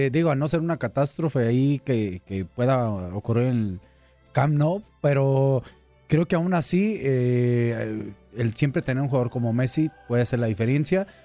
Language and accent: Spanish; Mexico; como mexicano